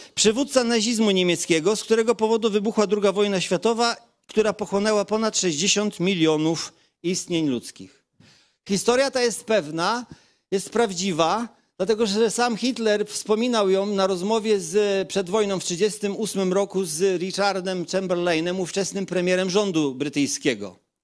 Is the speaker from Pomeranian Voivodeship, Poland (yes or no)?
yes; Kashubia, Pomeranian Voivodeship, Poland; pochodzę z rzymskokatolickiej rodziny kaszubskiej